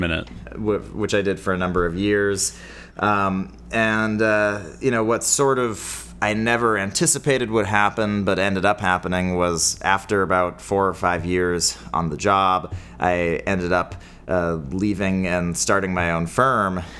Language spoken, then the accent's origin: English; Bay Area, California, United States; I grew up in the Bay Area